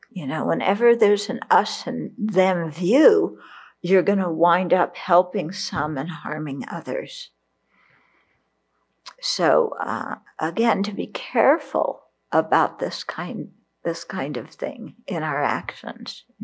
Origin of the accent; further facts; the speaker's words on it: Vietnam; because I grew up in Vietnam during the Vietnam War. And the people I knew didn't join the military with that kind of mind, they were forced into it.